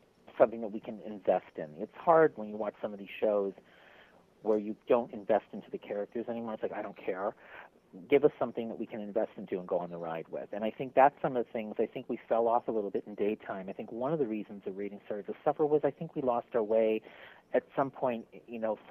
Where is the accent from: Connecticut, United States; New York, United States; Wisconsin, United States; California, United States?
Wisconsin, United States; Milwaukee; moved away; I'm from Milwaukee, Wisconsin originally